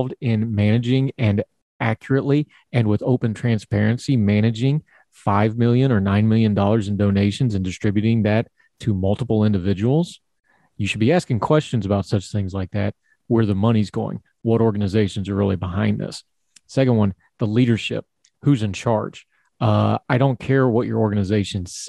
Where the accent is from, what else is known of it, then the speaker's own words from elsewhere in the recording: United States; I'm an American